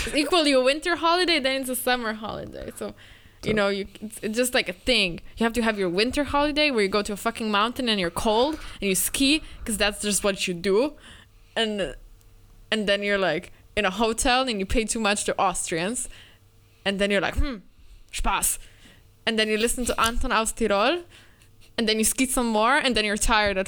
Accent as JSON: {"language": "English", "country": "Slovenia", "said": "I'm from Slovenia, we live for the mountains"}